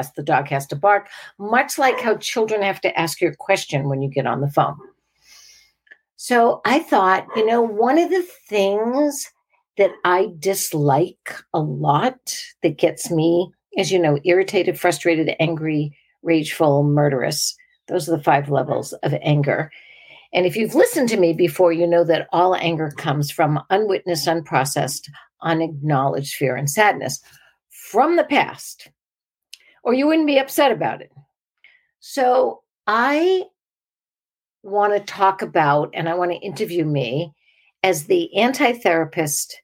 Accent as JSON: {"language": "English", "area": "20 miles north of Boston, New England", "region": "Massachusetts", "country": "United States", "tie": "born or raised there", "moved": "yes", "said": "I grew up in New England. I grew up 20 miles north of Boston"}